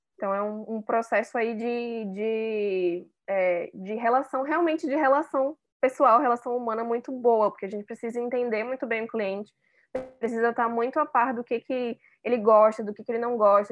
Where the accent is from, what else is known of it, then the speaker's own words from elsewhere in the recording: Manaus, Amazonas, Brazil; moved away as an adult; now in São Paulo, Brazil; eu sou manauara, mas moro em São Paulo tem, é, acho que vai fazer três anos agora